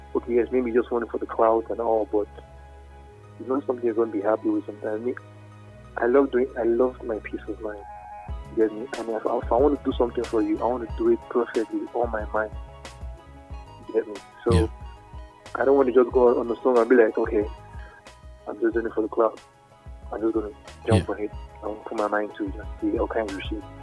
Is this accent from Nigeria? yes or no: yes; Nigeria; I'm Nigerian. Yeah, my roots